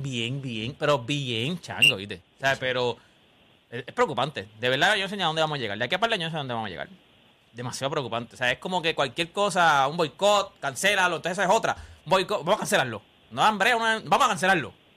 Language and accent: Spanish; Puerto Rico; somos boricuas